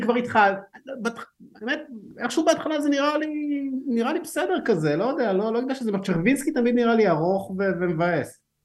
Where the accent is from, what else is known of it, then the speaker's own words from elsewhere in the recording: Haifa, Haifa District, Israel; אני גדלתי בחיפה